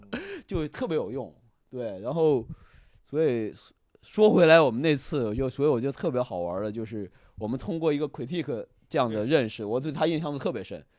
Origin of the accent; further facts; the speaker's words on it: China; moved away as an adult; also born or lived in New York; 他们知道我是中国来的